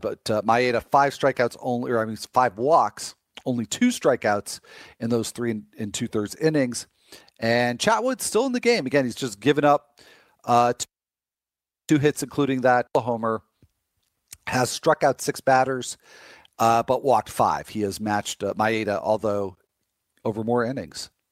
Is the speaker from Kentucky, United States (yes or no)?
no; Chicago, Illinois, United States; As a kid growing up in Chicago